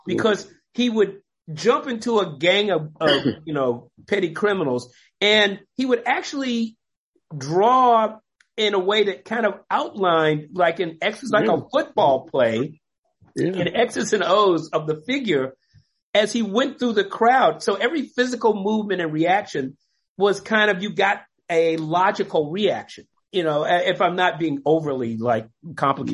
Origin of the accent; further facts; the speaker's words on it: Washington, District of Columbia, United States; I grew up in Washington, D.C.